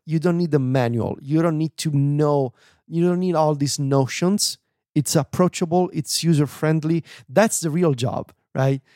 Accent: Italy; first language Italian; English is a second language; I'm not so good at my native language anymore. I am losing my Italian abilities

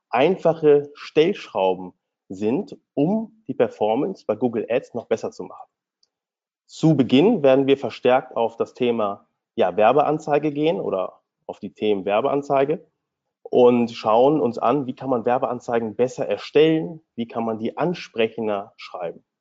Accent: Hanover, Lower Saxony, Germany; born there; now in Berlin, Germany; Ich bin gebürtiger Hannoveraner und nach dem Studium habe ich mich dann direkt selbstständig gemacht

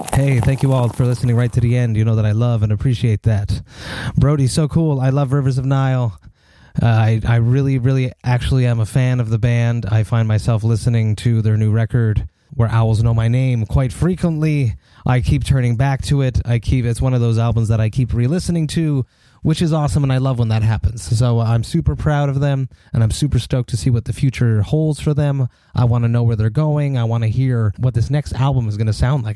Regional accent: Montreal, Quebec, Canada; here in Montreal, my hometown

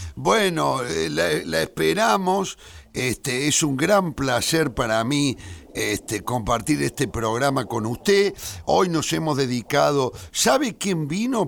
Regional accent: Córdoba, Argentina; moved away; Córdoba, el lugar eh, donde yo nací, el barrio donde yo nací

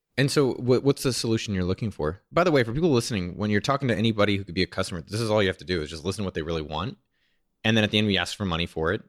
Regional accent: San Jose, California, United States; I'm from San Jose.

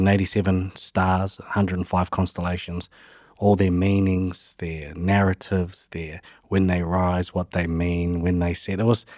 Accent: Levin, Manawatū-Whanganui, New Zealand; Yeah, and, I just grew up as a normal kid in Levin. So I grew up in the Horowhenua region and loved growing up.

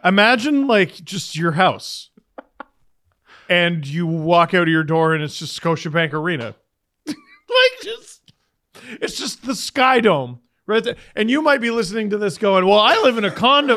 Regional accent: Canada; as a Canadian, I love this country.

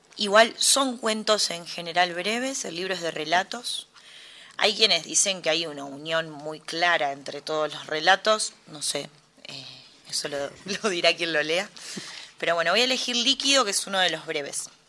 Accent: Mercedes, Buenos Aires Province, Argentina; moved away as an adult; now in Buenos Aires, Argentina; Soy de Mercedes, Buenos Aires. Nací ahí y me vine a vivir acá, a Capital, muy chica, a los 18, 19 años.

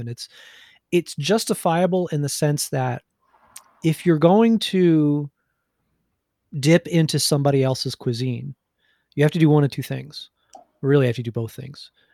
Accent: New Jersey, United States; I'm from Jersey

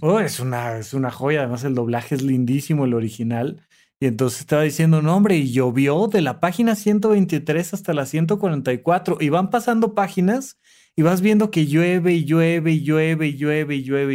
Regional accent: Almoloya de Juárez, State of Mexico, Mexico; soy de Toluca y además no solo soy de Toluca, soy de Almoloya de Juárez

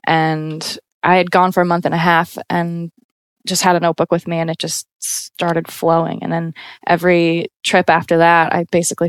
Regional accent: United States; now in Brooklyn, United States; being a solo female traveler and clearly being American.

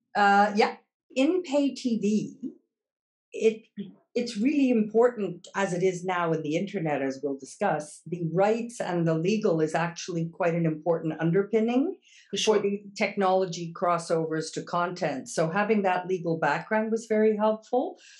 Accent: Montreal, Quebec, Canada; first language English; moved away as an adult; also born or lived in Toronto / Kingston; now in Amsterdam, Netherlands; I was born in Montreal and uh, initial university there

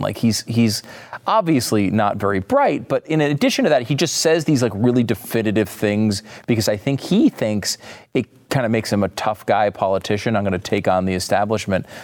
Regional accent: New York, United States; now in Texas, United States; I was born in New York

